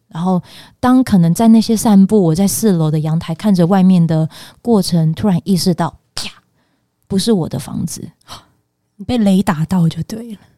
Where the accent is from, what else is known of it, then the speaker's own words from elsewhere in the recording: Pingtung County, Taiwan; moved away; 因为我是屏东人，所以我又觉得我想要就是离屏东稍微近一点点